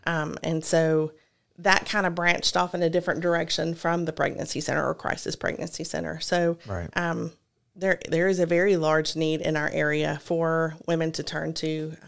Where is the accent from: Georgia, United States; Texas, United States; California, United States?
Georgia, United States; also born or lived in Rome; So I was born in Rome. My father worked for George Power, and we moved all around Georgia.